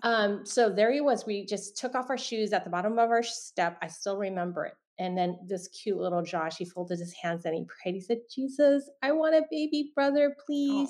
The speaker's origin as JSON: {"language": "English", "town": "San Francisco", "region": "California", "country": "United States", "tie": "born or raised there", "said": "I was born in San Francisco, Chinatown"}